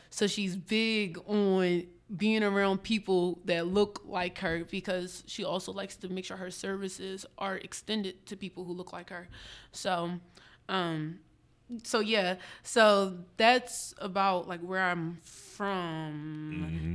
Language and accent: English; Upper Darby, Pennsylvania, United States; also born or lived in West Philadelphia, Pennsylvania; I was raised in Upper Darby my whole life